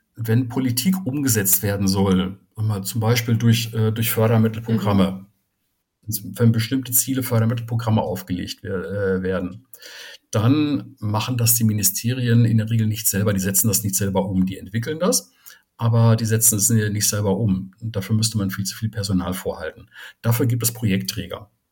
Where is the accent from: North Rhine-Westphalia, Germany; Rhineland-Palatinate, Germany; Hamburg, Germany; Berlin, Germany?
North Rhine-Westphalia, Germany; Soest; moved away; ich komme ursprünglich aus Soest